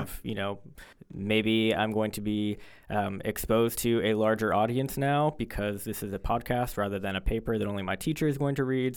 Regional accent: Fort Lauderdale, Florida, United States; moved away; I'm originally from Fort Lauderdale, Florida

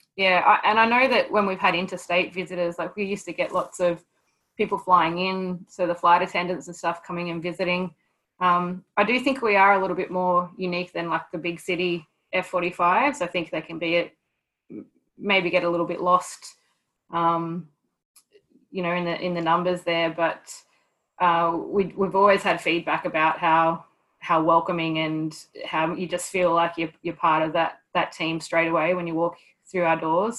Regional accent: Newcastle, New South Wales, Australia; also born or lived in Townsville; move down back down to Newcastle to my hometown

